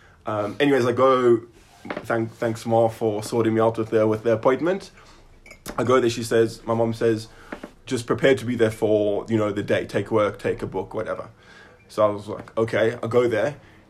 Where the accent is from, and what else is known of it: South Africa; now in Israel